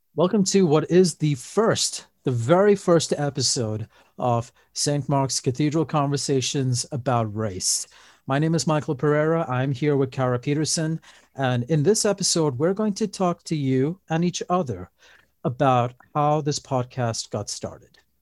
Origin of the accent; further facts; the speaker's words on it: Dubai, United Arab Emirates; moved away as an adult; also born or lived in Pittsfield, Massachusetts; now in Lynnwood, United States; I was born in Dubai, and we went to the Roman Catholic Church there